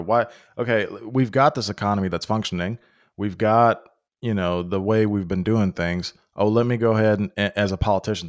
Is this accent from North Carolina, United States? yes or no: no; Pennsylvania, United States; So, but my original point of growing up in Western Pennsylvania, you know, close to Ohio, close to West Virginia.